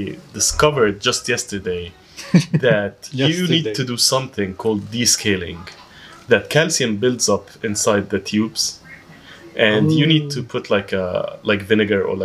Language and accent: English; Egypt; I'm from Egypt